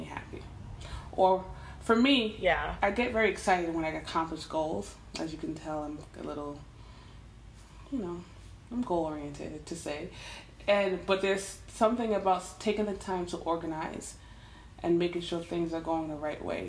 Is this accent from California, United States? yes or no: no; Westchester County, New York, United States; I'm from Westchester County.